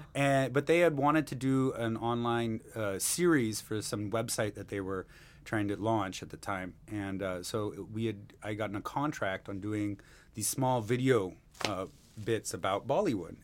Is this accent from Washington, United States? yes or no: yes; Seattle, Washington, United States; born or raised there; moved away as an adult; now in Mumbai, India